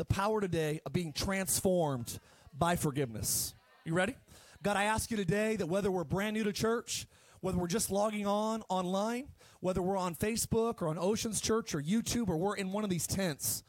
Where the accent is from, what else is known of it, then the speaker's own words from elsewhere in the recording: Palmdale, California, United States; moved away; also born or lived in Eagle Rock, Los Angeles / Idaho; I grew up in Palmdale, and we didn't have a whole lot